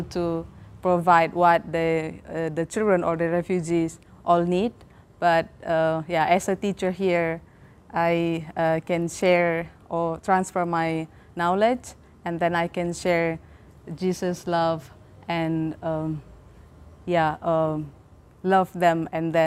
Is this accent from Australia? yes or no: no; Medan, North Sumatra, Indonesia; moved away; I'm originally from Medan, North Sumatra